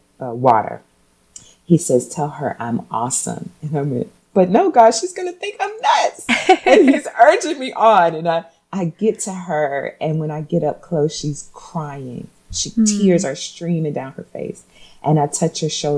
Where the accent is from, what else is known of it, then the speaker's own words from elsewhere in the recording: Portsmouth, Virginia, United States; now in Nashville, United States; I'm from Virginia, Portsmouth, Virginia. It's a small town.